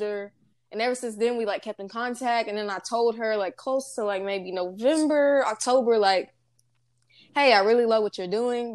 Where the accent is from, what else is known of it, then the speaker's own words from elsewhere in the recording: Nacogdoches, Texas, United States; I'm from the East Texas area, from a small town called Nacogdoches